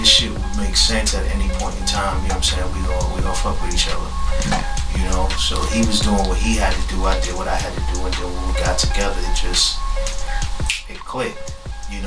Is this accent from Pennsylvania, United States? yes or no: no; New York City, New York, United States; we basically grew up in the same hood